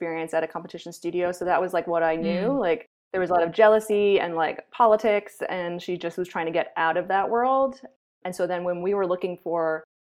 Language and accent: English; Long Island, New York, United States; I grew up on Long Island in New York